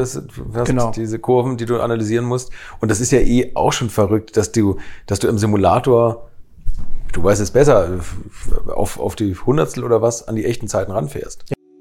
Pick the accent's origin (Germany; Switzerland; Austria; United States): Germany; komme ich aus der Nähe von Hamburg oder noch weiter nördlich